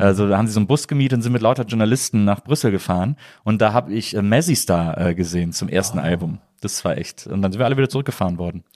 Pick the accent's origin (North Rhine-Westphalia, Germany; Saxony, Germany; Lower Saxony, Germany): North Rhine-Westphalia, Germany; Wesseling; ich bin im Wesseling groß geworden.